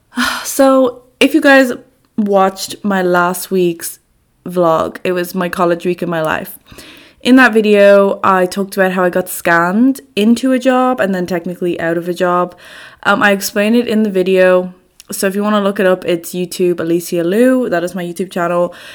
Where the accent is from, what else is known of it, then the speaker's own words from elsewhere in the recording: Dublin, Leinster, Ireland; moved away as an adult; now in Amsterdam, Netherlands; I am from Dublin, Ireland. However, I'm currently living and studying in Amsterdam, in the Netherlands, uh, for a year on Erasmus.